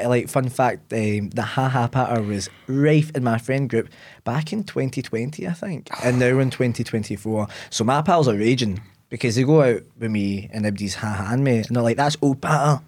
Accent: Ayr, Scotland, United Kingdom; also born or lived in Glasgow; I grew up in the sunny seaside town of Ayr.

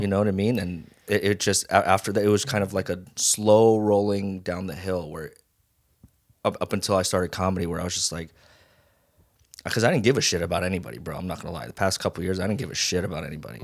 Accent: Las Vegas, Nevada, United States; moved away as an adult; also born or lived in Hawaii; now in Los Angeles, United States; I was born in Hawaii and raised in Vegas

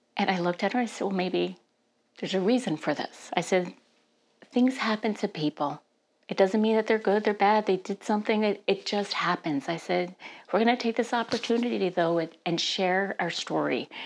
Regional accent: New Jersey, United States; now in Stillwater, United States; I was born and raised in New Jersey

